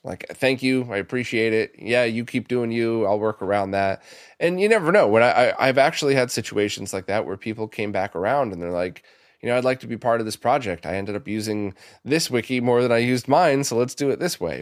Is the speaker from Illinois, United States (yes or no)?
no; New York City, New York, United States; I grew up around the New York City area